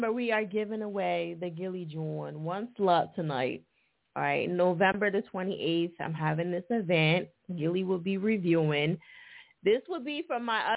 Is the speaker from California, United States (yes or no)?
no; New Jersey, United States; moved away; I'm originally from Jersey